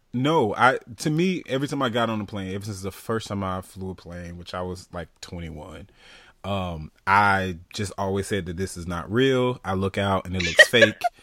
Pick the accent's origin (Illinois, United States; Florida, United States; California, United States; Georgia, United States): Florida, United States; being from Florida